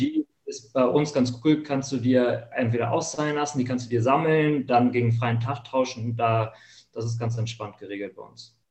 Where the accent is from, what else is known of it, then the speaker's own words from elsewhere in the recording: Hamburg, Germany; wo ich groß geworden bin, hier in Hamburg in der Gegend